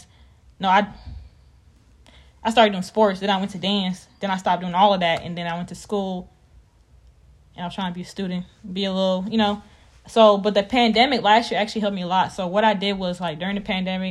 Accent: Raleigh, North Carolina, United States; I am from Raleigh, North Carolina, the one and only 919, period.

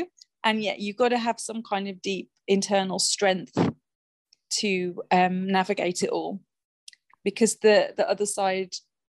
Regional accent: West Midlands, United Kingdom; I'm originally from the West Midlands. My original accent is a lot different to the voice I use today.

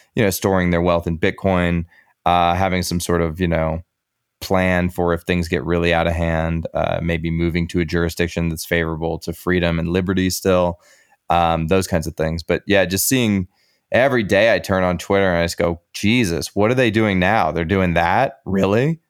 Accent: United States; As an American

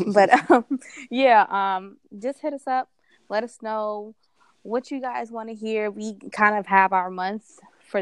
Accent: New York City, New York, United States; We're both from New York

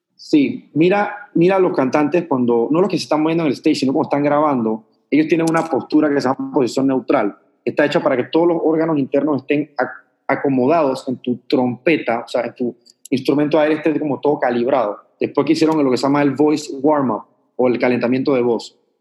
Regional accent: Panama; yo vengo de Panamá

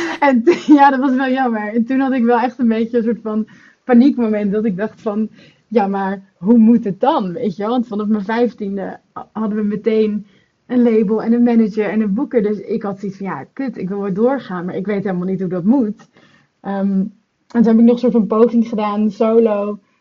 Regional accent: Netherlands; now in London, United Kingdom; ik kom uit Nederland, maar ik woon in Londen

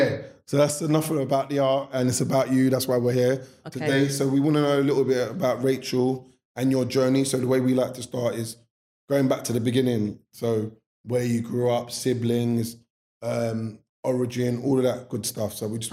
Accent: London, United Kingdom; growing up in South London

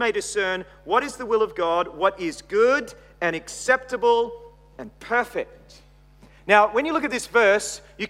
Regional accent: Australia; accent: Australian; also born or lived in Texas, United States; my Australian accent

